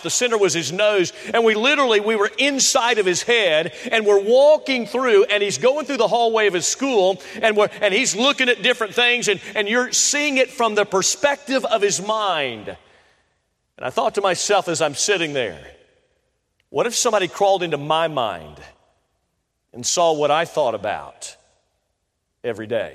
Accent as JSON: {"language": "English", "town": "Tampa", "region": "Florida", "country": "United States", "tie": "born or raised there", "said": "I grew up in Florida, so I was born in Tampa, Florida. So I'm a Floridian by heart"}